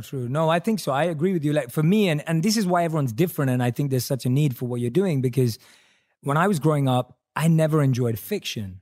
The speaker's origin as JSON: {"language": "English", "region": "London", "country": "United Kingdom", "tie": "born or raised there", "said": "I'm a British Indian, right? Born and raised in London."}